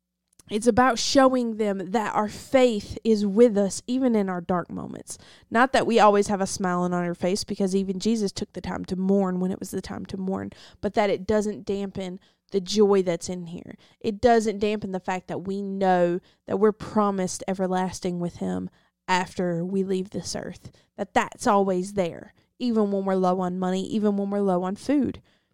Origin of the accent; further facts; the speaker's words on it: the South, United States; I'm from the South, so, like, we had to translate in between people sometimes because I understand the English accent, and she understand the Deep South.